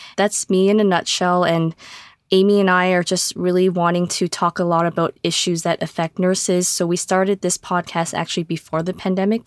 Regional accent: Canada; I am in Ontario, Canada. I was born in Canada.

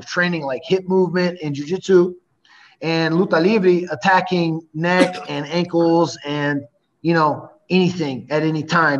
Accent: United States; now in Brasilia, Brazil; See, because I'm American here, you know what I mean? Like in Brazil, in the States, I don't have much of a, you know, an accent or anything. I pass for an American fine.

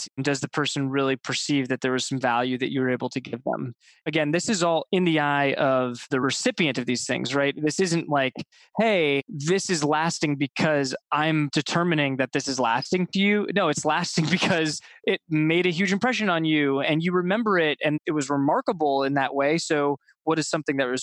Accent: Ohio, United States; I grew up in Ohio

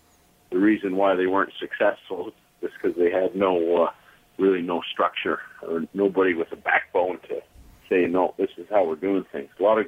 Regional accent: London, Ontario, Canada; being born and raised in London

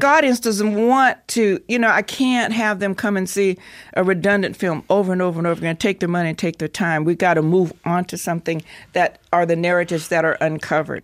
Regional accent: United States; moved away as an adult; also born or lived in Wyoming / Colorado; I'm from Colorado, Wyoming

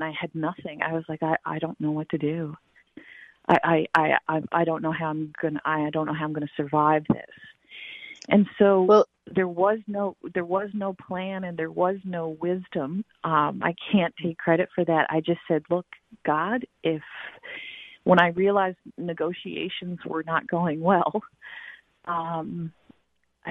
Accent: Newfoundland and Labrador, Canada; I grew up on an island in the North Atlantic

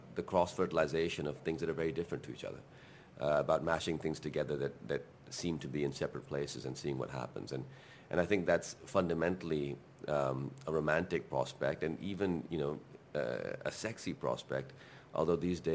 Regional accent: Pakistan; first language Urdu; English is a second language; moved away as an adult; also born or lived in California, United States / London, United Kingdom; I went back to Pakistan at the age of 9

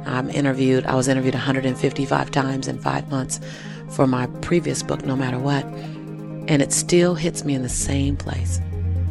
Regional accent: Los Angeles, California, United States; I was born and raised in South Central LA.

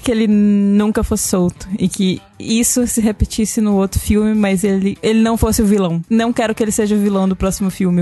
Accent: Brazil; nós, brasileiros

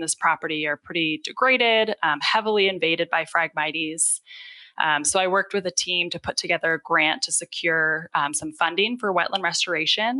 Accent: Adirondack Mountains, upstate New York, United States; moved away as an adult; now in Utah, United States; I actually grew up in upstate New York, up in the middle of the Adirondack Mountains

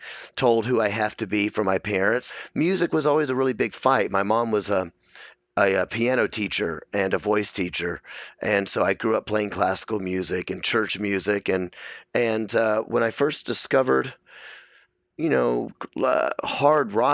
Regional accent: Memphis, Tennessee, United States; I was raised in a very kind of strict Memphis. I'm from Memphis, Tennessee

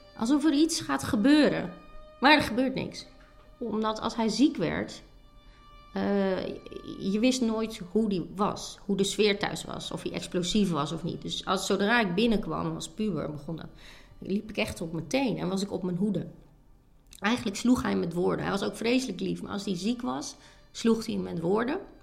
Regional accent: Sappemeer, Groningen, Netherlands; Sappemeer, een dorp in Oost-Groningen. Maar mijn ouders waren import

